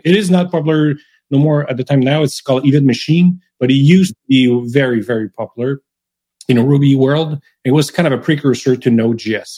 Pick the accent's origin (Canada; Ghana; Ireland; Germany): Canada; first language French; English is a second language; also born or lived in Montreal; I'm French Canadian, right? I, am mm-hmm. French. I've been speaking French my whole life. I was raised in French, school in French